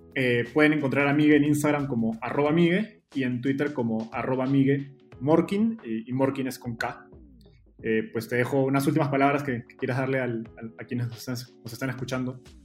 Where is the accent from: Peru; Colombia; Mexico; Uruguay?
Peru; en Perú, de donde yo soy